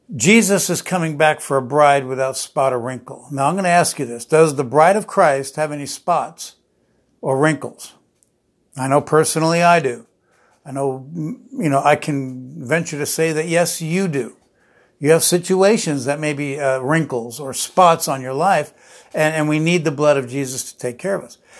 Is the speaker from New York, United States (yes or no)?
no; New Jersey, United States; I grew up in New Jersey